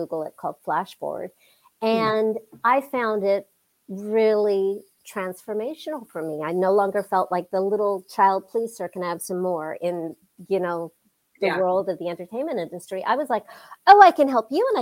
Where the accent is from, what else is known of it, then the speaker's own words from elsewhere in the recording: United States; growing up in the United States